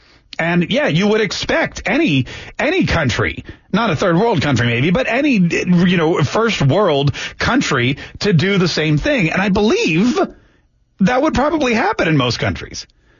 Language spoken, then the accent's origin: English; Canada; now in United States; When I came here from Canada, okay, sure, it wasn't as tough. But, you know, I had to take an English test.